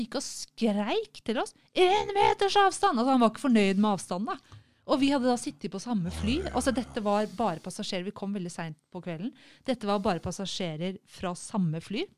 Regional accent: Norway; som nordmann

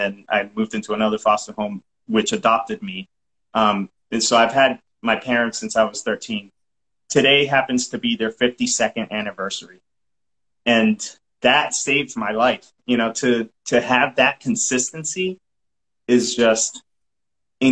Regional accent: Massachusetts, United States; accent: Massachusetts; now in Texas, United States; I'm from Massachusetts

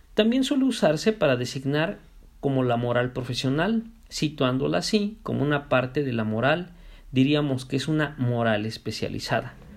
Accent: Mexico; nosotros como mexicanos

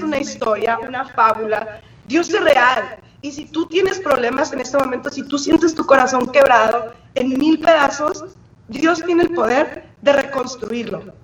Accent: Sinaloa, Mexico; soy de Sinaloa, entonces la gente, nuestra gente de Sinaloa no me deja mentir que somos bien francas

